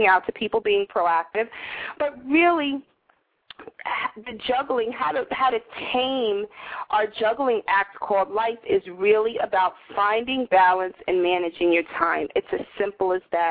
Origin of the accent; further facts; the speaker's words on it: Northeast, United States; now in New York City, United States; I live in my pretentious, obnoxious Greenwich Village little world in New York City, you know, born and bred in the Northeast